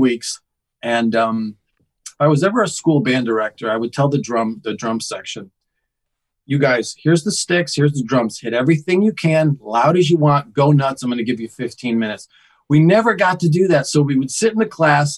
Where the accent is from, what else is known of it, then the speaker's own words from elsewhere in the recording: Connecticut, United States; now in Los Angeles, United States; I grew up in Connecticut